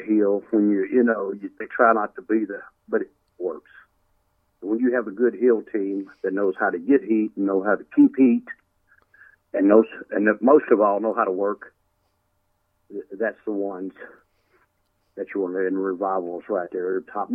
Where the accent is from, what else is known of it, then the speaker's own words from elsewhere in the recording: Nashville, Tennessee, United States; my hometown, Nashville, Tennessee.